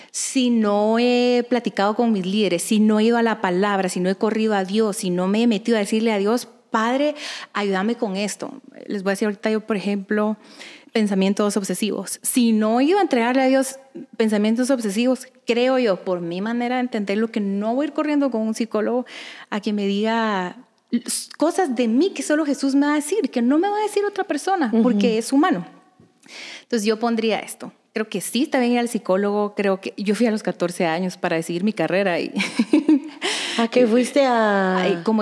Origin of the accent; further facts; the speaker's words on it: Guatemala; soy de Guatemala. Me casé con el gordo cuando era muy pequeña.